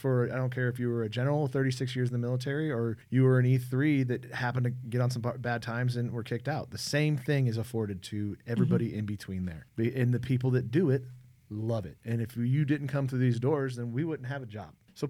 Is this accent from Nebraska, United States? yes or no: yes; Omaha, Nebraska, United States; I'm originally from Omaha, Nebraska.